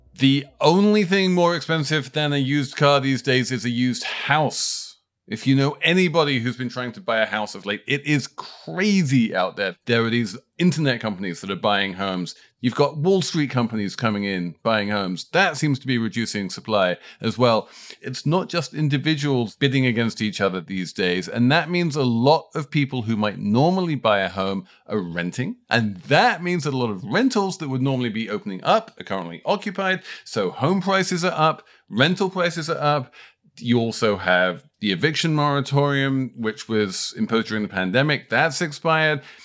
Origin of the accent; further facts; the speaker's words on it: New York, United States; As a New Yorker